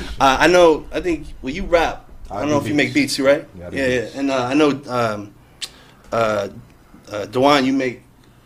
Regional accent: New Jersey, United States; I'm from North Jersey.

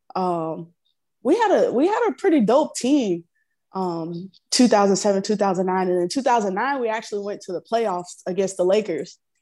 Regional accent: Florida, United States; growing up in Florida, I come from a huge family, really big family, um, country living, southern life

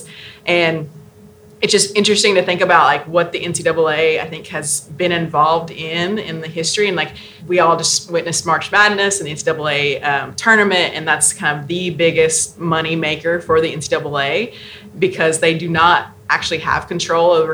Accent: Southeast, United States; I'm from the Southeast

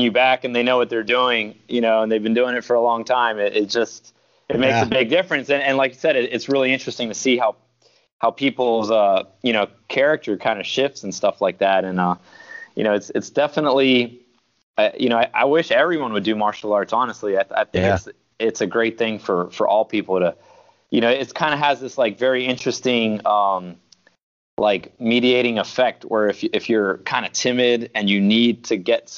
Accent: Miami, Florida, United States; also born or lived in Queens, New York; I lived there about 5 years, and then I'm 40 now, so I've been in Miami for 35 years

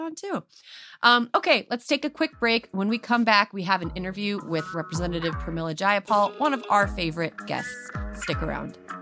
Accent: California, United States; as a Californian, as a California voter

